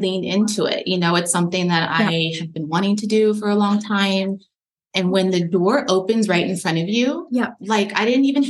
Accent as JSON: {"language": "English", "region": "California", "country": "United States", "tie": "born or raised there", "also_born_or_lived": "Colorado", "accent": "Valley girl", "said": "And then I moved from Colorado to California when I was 2."}